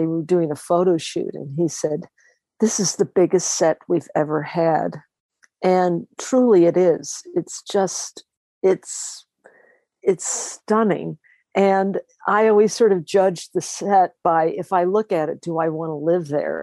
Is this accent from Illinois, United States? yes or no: no; Los Angeles, California, United States; I was born in Los Angeles